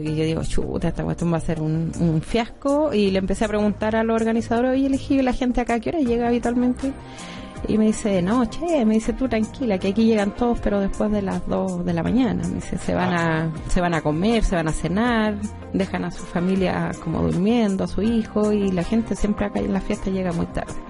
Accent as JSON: {"language": "Spanish", "country": "Chile"}